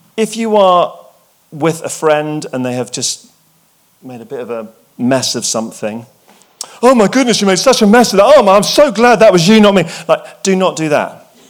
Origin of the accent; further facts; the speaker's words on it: England, United Kingdom; I'm English, I, and I went to boarding school